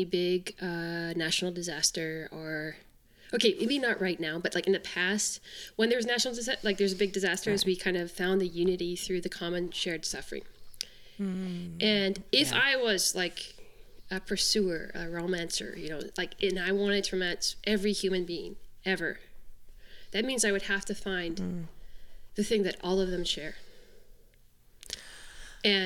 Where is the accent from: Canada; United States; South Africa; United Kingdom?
Canada; I'm from Canada